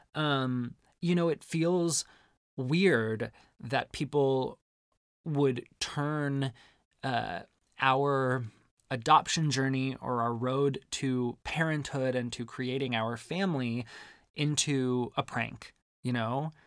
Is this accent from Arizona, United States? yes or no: yes; Arizona, United States; growing up in Arizona